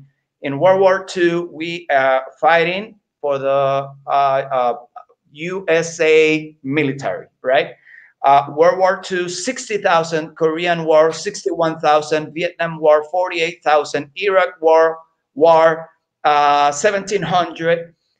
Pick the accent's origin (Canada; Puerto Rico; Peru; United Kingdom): Puerto Rico; I'm Puerto Rican